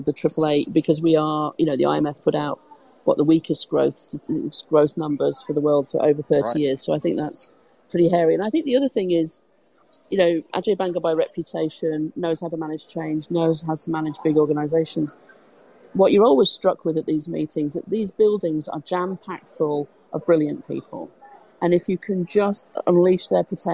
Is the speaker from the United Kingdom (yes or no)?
yes; United Kingdom; I'm British